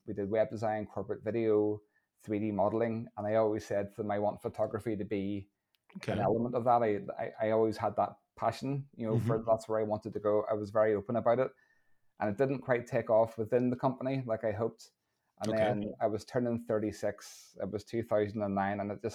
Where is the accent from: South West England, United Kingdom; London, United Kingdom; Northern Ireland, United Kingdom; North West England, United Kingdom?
Northern Ireland, United Kingdom; Lisburn; moved away as an adult; now in Portrush, United Kingdom; I'm originally from Lisburn. I now live in Portrush, up in the north coast.